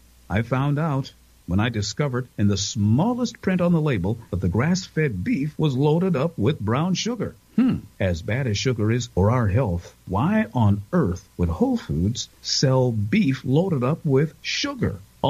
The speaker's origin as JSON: {"language": "English", "town": "Cleveland", "region": "Ohio", "country": "United States", "tie": "born or raised there", "said": "When I was growing up in Cleveland"}